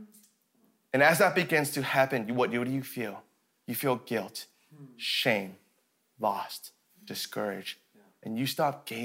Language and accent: English; Colorado, United States; now in Canada; I was born and raised in Colorado